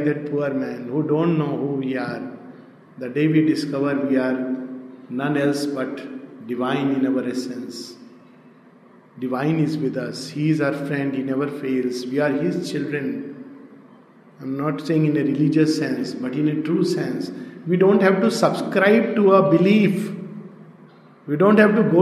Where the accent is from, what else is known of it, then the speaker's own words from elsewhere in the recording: India; my first identity is that I am an Indian